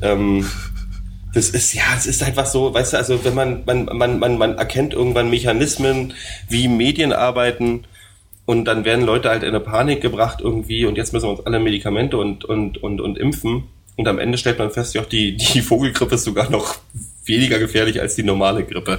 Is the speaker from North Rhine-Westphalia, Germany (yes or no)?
no; Berlin, Germany; als Berliner